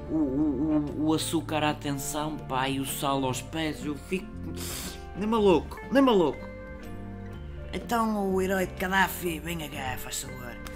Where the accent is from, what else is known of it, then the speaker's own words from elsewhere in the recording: Norte, Portugal; eu sou lá do Minho e eu gosto de andar à batatada